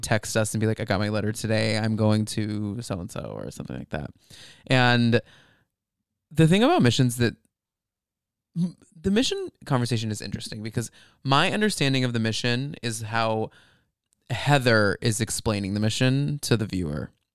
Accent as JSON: {"language": "English", "town": "Flower Mound", "region": "Texas", "country": "United States", "tie": "born or raised there", "said": "I grew up in Flower Mound."}